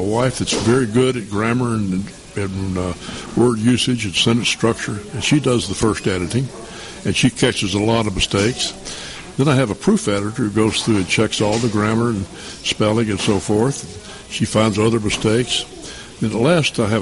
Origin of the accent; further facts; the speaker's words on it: Knoxville, Tennessee, United States; I was born and raised in East Tennessee, Knoxville